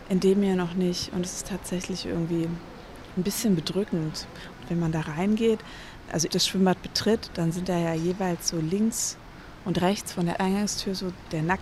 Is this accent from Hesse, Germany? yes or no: yes; Hesse, Germany; now in Berlin, Germany; Unterschiedlich. Also teilweise ähm, im Odenwald. Also wir sind ein paar Mal umgezogen, aber teilweise im Odenwald, das ist bei Frankfurt.